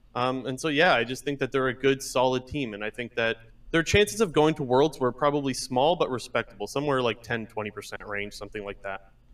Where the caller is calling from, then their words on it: Ontario, Canada; Calling from Ontario